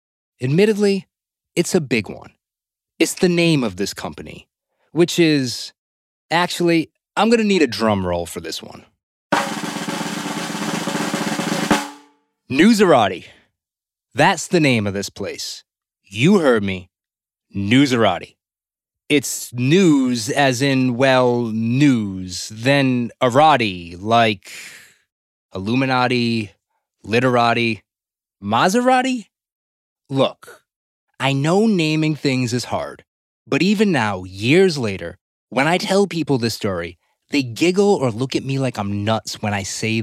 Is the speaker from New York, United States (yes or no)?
no; Rhode Island, United States; moved away as an adult; now in Los Angeles, United States; I'm from the East Coast, Rhode Island to be exact. I know, you probably hear the accent